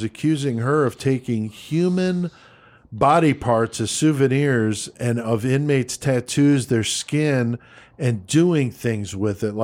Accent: Bethel, Connecticut, United States; growing up in Bethel, Connecticut

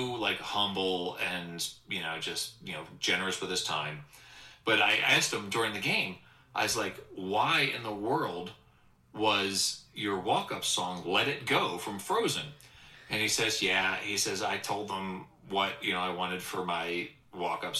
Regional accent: Delaware County, Pennsylvania, United States; I grew up in Delaware County, Pennsylvania

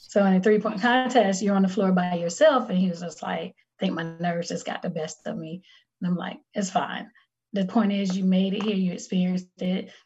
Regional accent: North Carolina, United States; I'm from North Carolina, so it's a different type of cold

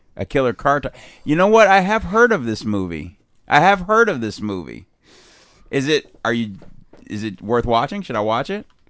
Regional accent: Chicago, Illinois, United States; now in San Diego, United States; I was raised in Chicago, but my dad was from Boston

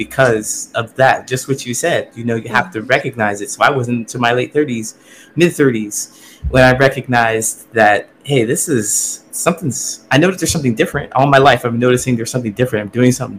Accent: Ohio, United States; moved away as an adult; I grew up in Ohio. Small town in Ohio

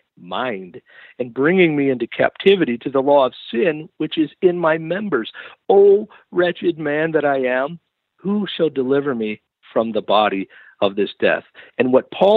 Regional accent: Western New York, United States; moved away; I grew up in legalism in Western New York.

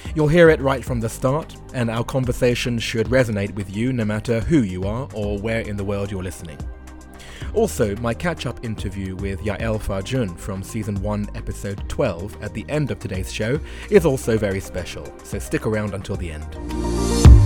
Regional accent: London, United Kingdom; moved away as an adult; also born or lived in Japan; white boy from northwest London

